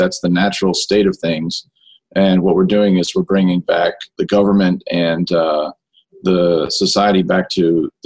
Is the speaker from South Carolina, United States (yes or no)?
yes; Myrtle Beach, South Carolina, United States; I'm from Myrtle Beach, South Carolina